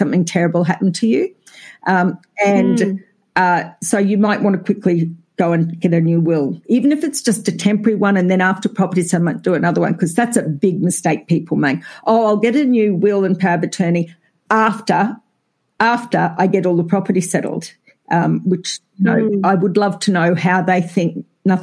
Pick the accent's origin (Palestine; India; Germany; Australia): Australia; accent: Australian; I think we're fairly identifiable as Australian